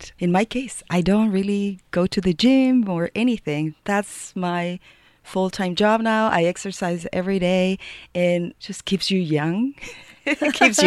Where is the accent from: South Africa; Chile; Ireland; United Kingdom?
Chile; now in Boulder, United States; I'm from Chile